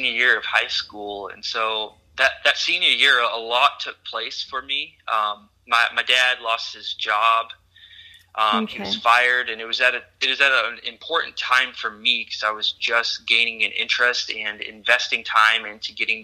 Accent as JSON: {"language": "English", "town": "Bemidji", "region": "Minnesota", "country": "United States", "tie": "born or raised there", "also_born_or_lived": "Kansas", "moved": "yes", "said": "I grew up in northern Minnesota in the heart of the Paul Bunyan Forest"}